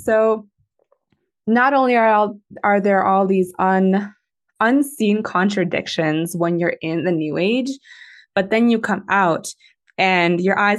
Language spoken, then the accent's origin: English; Moscow, Russia; born there; I was born in Moscow, Russia. And my Russian's not good enough for me to read the Russian Bible completely and like understand it